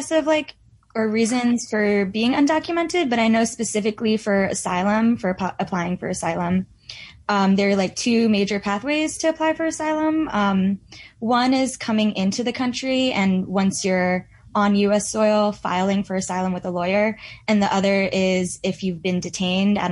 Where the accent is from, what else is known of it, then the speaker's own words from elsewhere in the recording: New York, United States; I'm from New York